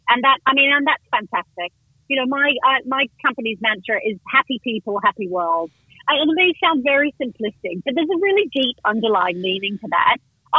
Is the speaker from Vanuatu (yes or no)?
yes; Vanuatu; also born or lived in Indonesia / West Africa; I grew up in Vanuatu. Then my parents lived in Indonesia. I was actually born in West Africa.